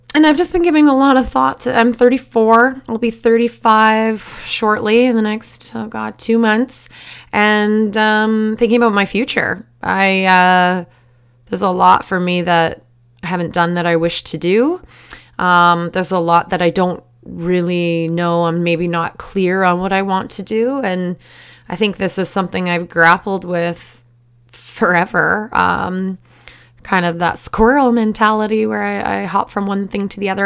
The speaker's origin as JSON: {"language": "English", "town": "Surrey", "region": "British Columbia", "country": "Canada", "tie": "born or raised there", "said": "I grew up in Surrey, which is a suburb of Vancouver"}